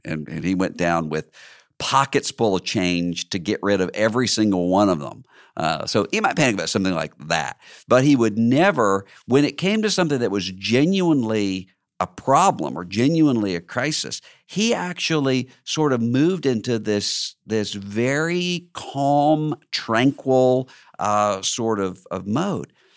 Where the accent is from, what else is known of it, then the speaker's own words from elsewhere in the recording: Mississippi, United States; my home state